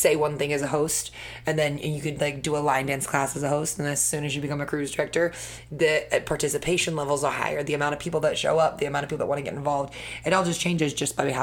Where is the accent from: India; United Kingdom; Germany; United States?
United Kingdom; England; As an Englishman